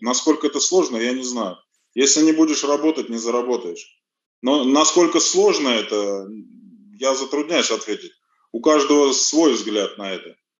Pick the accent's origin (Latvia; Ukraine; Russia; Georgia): Russia; also born or lived in Armenia; здесь вырос.